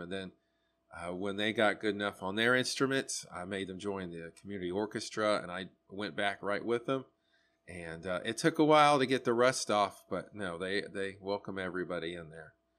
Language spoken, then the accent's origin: English; Sanford, North Carolina, United States; I'm from Sanford.